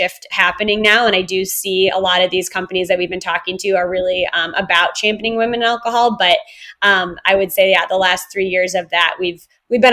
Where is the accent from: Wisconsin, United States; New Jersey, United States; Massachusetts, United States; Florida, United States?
Wisconsin, United States; moved away; also born or lived in Chicago, Illinois / California / Australia; I grew up in Wisconsin and I love Wisconsin so much.